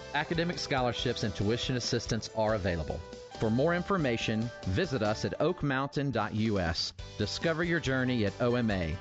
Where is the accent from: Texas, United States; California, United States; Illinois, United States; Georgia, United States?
Georgia, United States; Carrollton; I grew up here in Carrollton